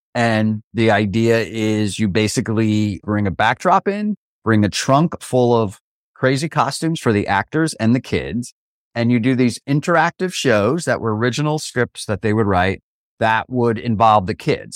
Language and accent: English; Oradell, New Jersey, United States; I grew up in Oradell, New Jersey